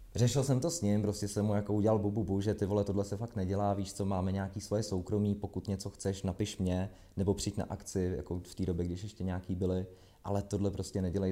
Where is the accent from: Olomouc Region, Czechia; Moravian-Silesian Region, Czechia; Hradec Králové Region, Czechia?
Hradec Králové Region, Czechia; Trutnov; now in Prague, Czech Republic; já jsem z Trutnova